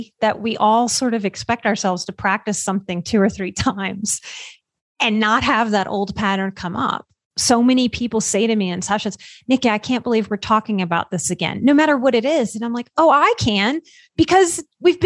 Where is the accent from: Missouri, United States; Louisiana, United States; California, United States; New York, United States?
Louisiana, United States; I grew up in Louisiana. So I grew up on soul food.